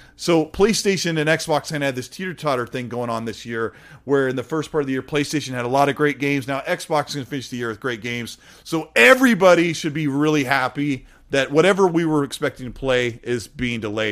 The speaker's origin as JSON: {"language": "English", "region": "Washington", "country": "United States", "said": "I'm from Washington"}